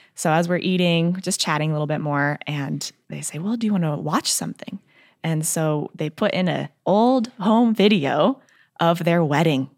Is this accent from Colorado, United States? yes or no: yes; Colorado, United States; moved away; I am from Colorado